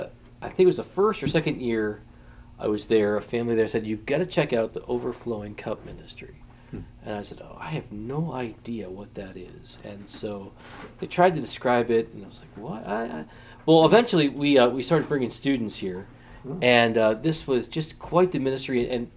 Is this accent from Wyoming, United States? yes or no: no; Massachusetts, United States; moved away; also born or lived in California; I was born in California. Oh. My mom died when I was about 3 years old or so. Mm. And so we moved back with my grandparents in Massachusetts.